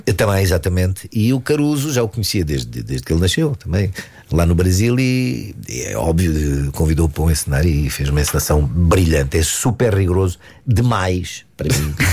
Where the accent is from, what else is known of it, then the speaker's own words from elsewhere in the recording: Dundo, Lunda Norte, Angola; Eu nasci em Angola, no Dundo, na Lunda